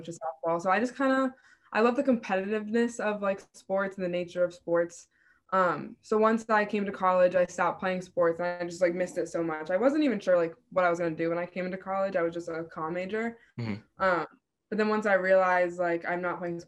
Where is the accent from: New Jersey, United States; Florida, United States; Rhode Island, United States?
Rhode Island, United States; URI is my state school. So I'm from Rhode Island.